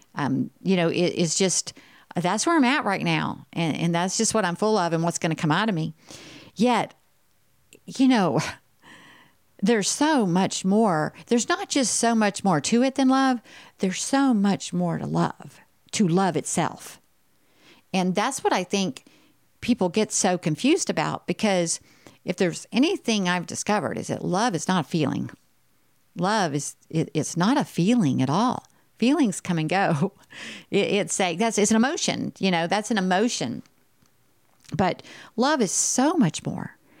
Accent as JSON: {"language": "English", "region": "Texas", "country": "United States", "said": "I'm from Texas"}